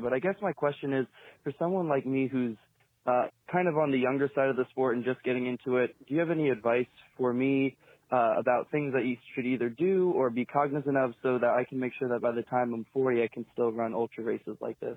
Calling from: West Lafayette, Indiana, United States; I'm calling from West Lafayette, Indiana

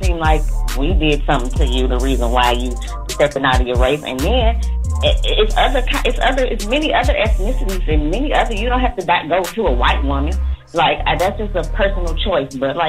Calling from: Houston, Texas, United States; And what up? I'm calling from Houston.

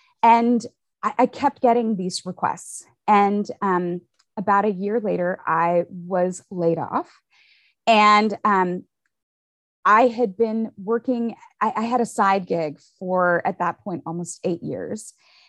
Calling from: Austin, Texas, United States; So I am tuning in and calling in from Austin, Texas.

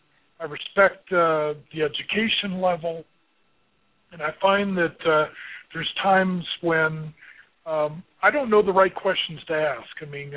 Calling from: Colorado, United States; calling from Colorado.

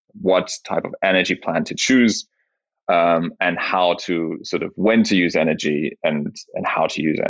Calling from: Zurich, Switzerland; From Switzerland, of course.

